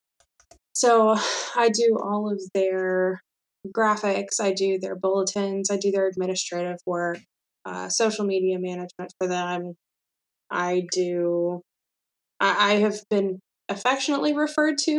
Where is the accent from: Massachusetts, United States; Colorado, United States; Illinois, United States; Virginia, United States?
Virginia, United States; Mechanicsville; I grew up in Central Virginia, outside of Richmond in Mechanicsville.